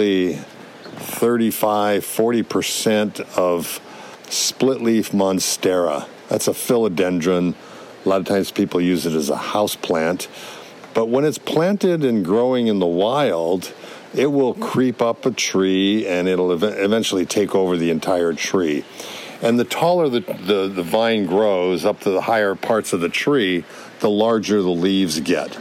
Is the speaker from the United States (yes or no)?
yes; Hawaii, United States; I grew up in Hawaii